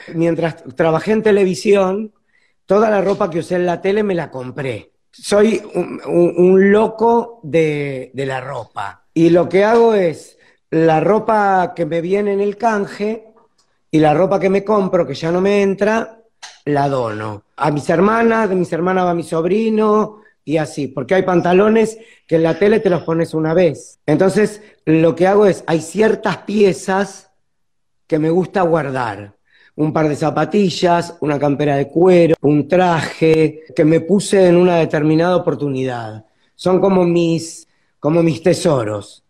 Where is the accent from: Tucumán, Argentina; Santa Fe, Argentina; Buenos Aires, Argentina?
Buenos Aires, Argentina